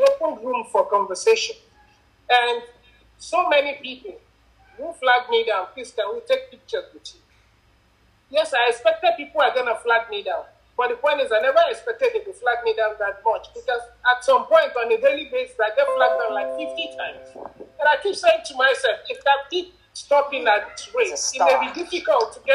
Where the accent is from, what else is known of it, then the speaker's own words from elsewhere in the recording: Nigeria; I'm a Nigerian. I come in from a country